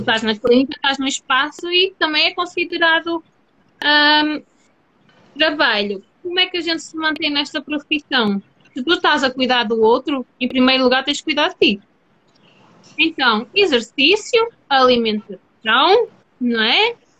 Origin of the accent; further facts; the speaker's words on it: Portugal; eu sou portuguesa